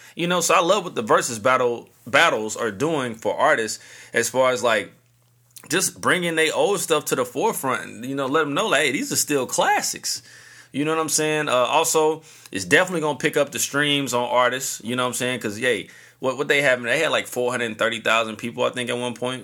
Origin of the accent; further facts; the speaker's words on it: St. Louis, Missouri, United States; the hometown, Saint Louis three one four